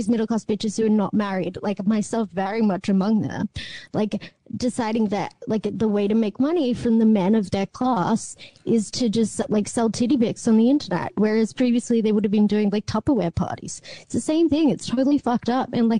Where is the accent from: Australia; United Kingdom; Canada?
Australia; as an Australian